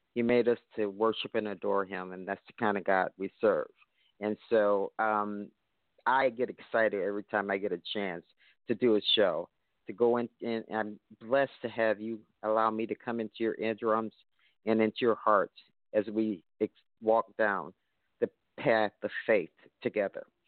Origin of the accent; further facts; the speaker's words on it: Chicago, Illinois, United States; I'm from Chicago, so they consider this the birthplace of gospel music